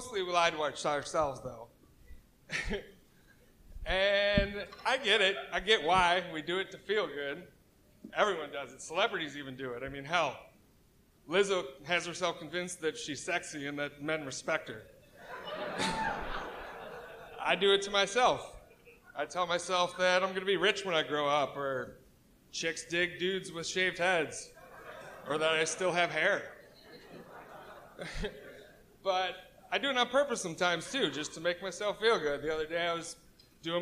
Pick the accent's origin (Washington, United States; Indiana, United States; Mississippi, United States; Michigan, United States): Washington, United States; Seattle; I'm from Seattle